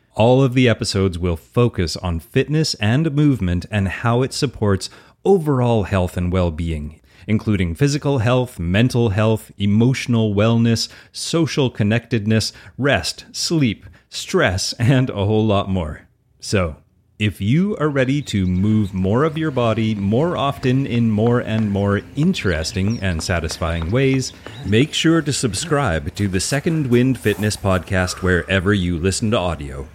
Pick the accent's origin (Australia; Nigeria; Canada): Canada; Alberta; accent: Albertan; I'm an easygoing Canadian, if you didn't guess, from my outrageous Albertan accent